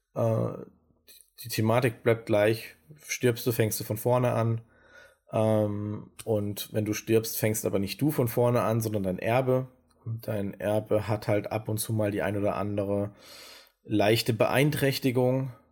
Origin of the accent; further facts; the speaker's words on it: Germany; wir als Deutsche